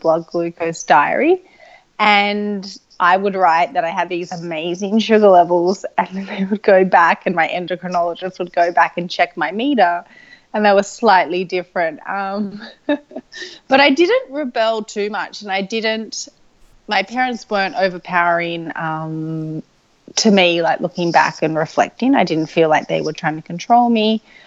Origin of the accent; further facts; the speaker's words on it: Sydney, New South Wales, Australia; I grew up in Sydney, Australia